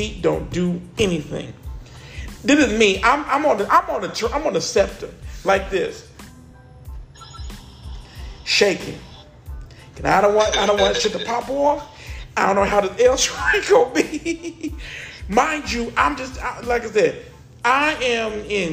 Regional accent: the South, United States; I'm from the South

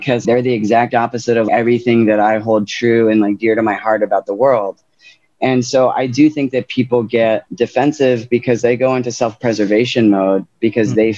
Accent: New Orleans, Louisiana, United States; moved away; also born or lived in Lafayette, Louisiana; growing up in New Orleans

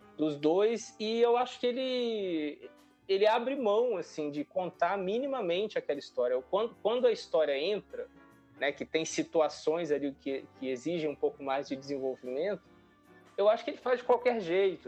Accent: Brazil; nós, enquanto brasileiros

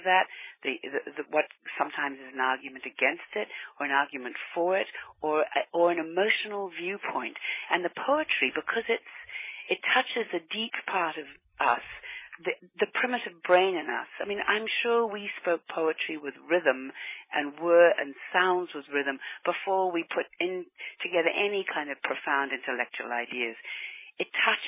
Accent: New Zealand; I grew up in New Zealand

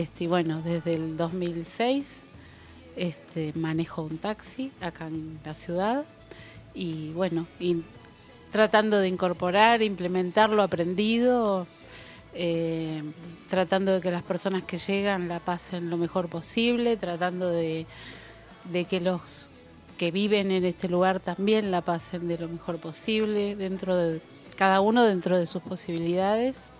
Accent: Capilla del Monte, Córdoba, Argentina; moved away as an adult; also born or lived in Buenos Aires; yo nací acá en Capilla hace 58 años. este, mis padres, mis abuelos, bisabuelos son de, este lugar.

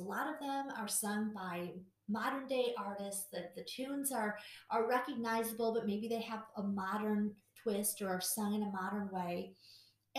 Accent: Milwaukee, Wisconsin, United States; I grew up in Milwaukee

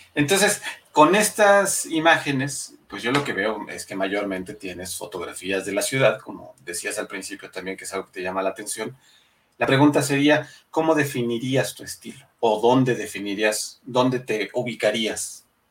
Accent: Mexico; Somos mexicanos

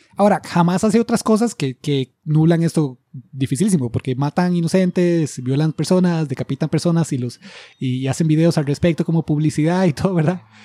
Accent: Costa Rica

